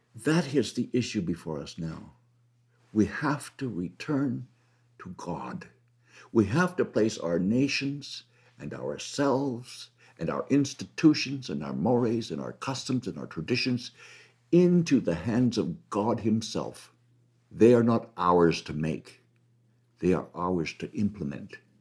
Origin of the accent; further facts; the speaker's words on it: Canada; I'm a Canadian. Keep in mind that my country pays for every abortion